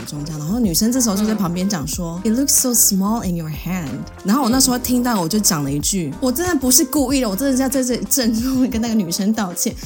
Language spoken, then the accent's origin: Chinese; Taiwan; 我是在台湾土生土长